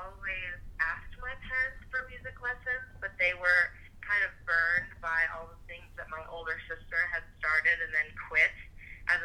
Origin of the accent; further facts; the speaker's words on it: Detroit, Michigan, United States; now in Boston, United States; I'm originally from Detroit